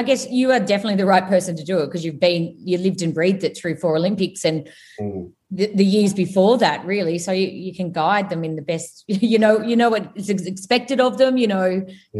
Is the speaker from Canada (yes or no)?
no; Queensland, Australia; I'm a Queenslander.